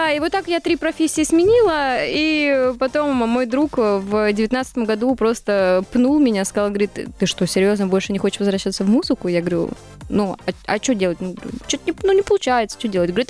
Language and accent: Russian; Siberia, Russia; now in Moscow, Russia; Я живу с родителями. Вот как мы переехали, да, э, с Сибири мы переехали в Москву, купили квартиру, я так и живу.